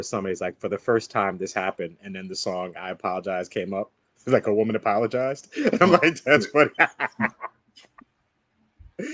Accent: New York City, New York, United States; I'm a New Yorker from 98.7 Kiss FM.

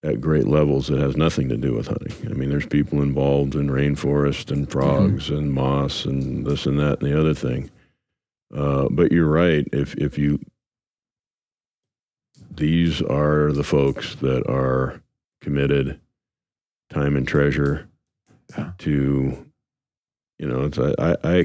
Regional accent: Ohio, United States; I grew up in Ohio

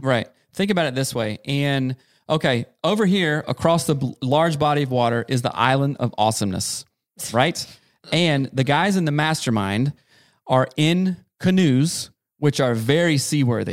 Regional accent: South Carolina, United States; growing up in South Carolina, in a very rural, small town

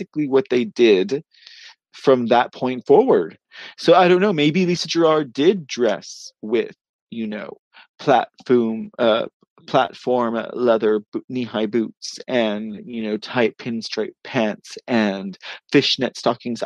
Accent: Austin, Texas, United States; my hometown of Austin

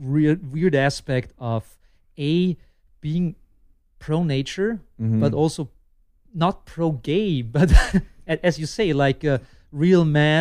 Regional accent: Lower Austria, Austria; also born or lived in Vienna; a little bit outside of Vienna. I grew up in Lower Austria, but I was born in Vienna

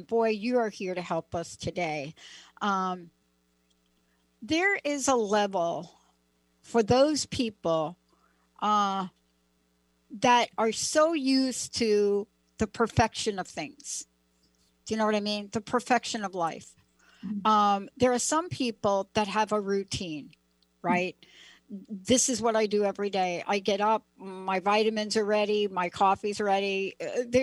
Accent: East Coast, United States; also born or lived in New Jersey; I grew up on the East Coast

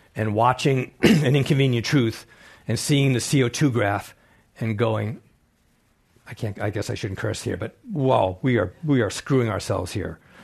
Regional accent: East End, Long Island, New York, United States; moved away as an adult; I grew up on the East Coast, on the East End, Long Island, New York, fishing, clamming, hunting

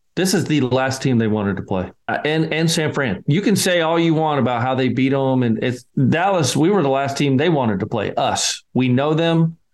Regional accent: Scotland, United Kingdom; moved away; I'm the Scotsman

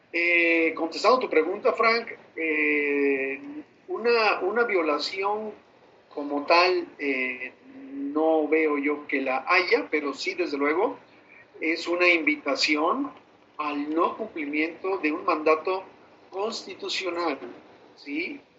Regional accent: Mexico; un derecho que tenemos todos los mexicanos y que está plasmado ni más ni menos en la constitución política

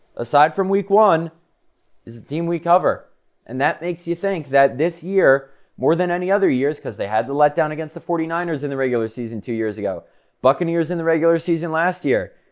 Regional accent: United States; I'm from the New York City, Connecticut area

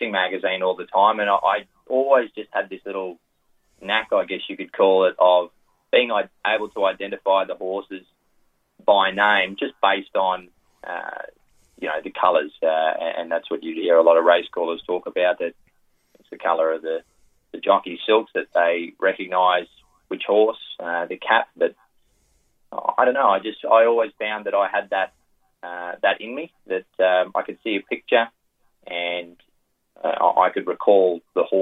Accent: Thangool, Queensland, Australia; moved away as an adult; also born or lived in Rockhampton, Queensland / Singapore; now in Sydney, Australia; I grew up in Western Queensland or Central Queensland, a place called Dangoodle

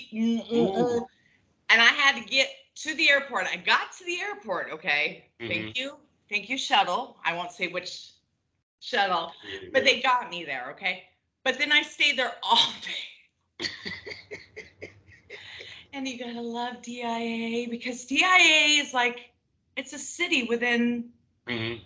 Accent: San Diego, California, United States; when I grew up in San Diego

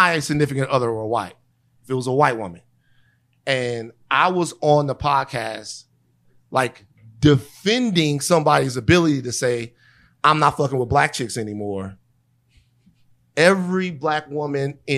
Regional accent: Louisiana, United States; where I'm from in Louisiana, the culture is like ridiculously strong

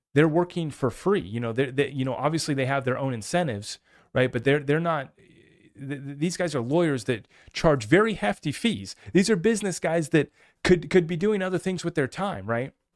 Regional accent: United States; I'm just an American

